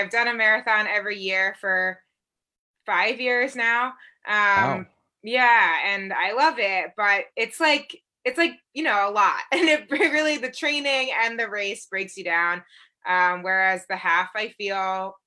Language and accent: English; Reading, Massachusetts, United States; now in New Haven, United States; but I'm actually from Reading, Massachusetts, which is just north of Boston.